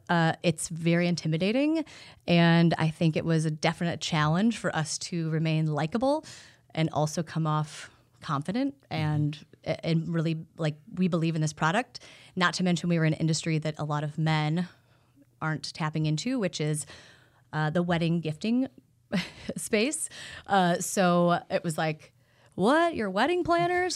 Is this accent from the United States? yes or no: yes; Iowa, United States; Growing up in Iowa